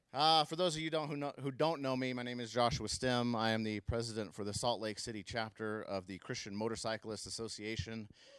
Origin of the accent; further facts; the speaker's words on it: Mongolia; And while living there, that was not the most pleasant years of my life growing up in Mongolia.